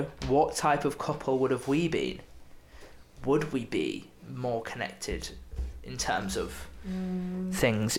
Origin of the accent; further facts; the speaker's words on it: Beverley, Yorkshire and the Humber, United Kingdom; moved away; also born or lived in Salford; I went back to my hometown. Went to see my family and a couple birthdays back there